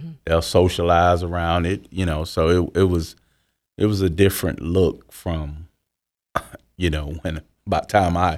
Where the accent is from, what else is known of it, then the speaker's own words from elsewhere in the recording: Houston, Texas, United States; born there; also born or lived in California / Florida / Georgia; I was born in Houston, Texas in 1970 of September.